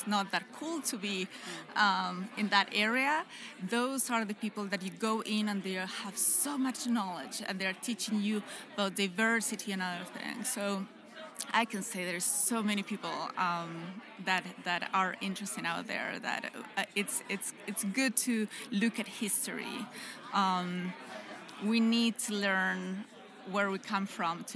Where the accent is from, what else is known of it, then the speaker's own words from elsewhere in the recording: Chile; moved away as an adult; also born or lived in United States; I'm from Chile.